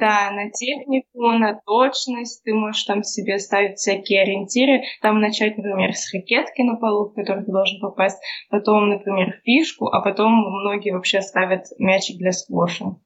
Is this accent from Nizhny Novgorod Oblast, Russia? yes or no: yes; Nizhny Novgorod, Nizhny Novgorod Oblast, Russia; мы все из Нижнего Новгорода, и все какое-то время вместе тренировались